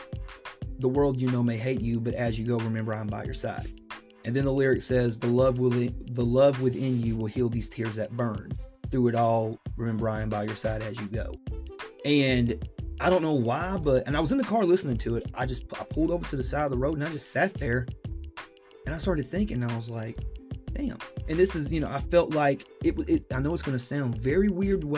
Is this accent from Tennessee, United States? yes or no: yes; Chattanooga, Tennessee, United States; moved away as an adult; now in Georgia, United States; I'm Chattanooga born and bred.